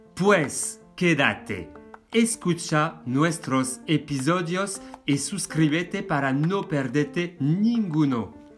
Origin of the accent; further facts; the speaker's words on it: France; now in Spain; yo soy francés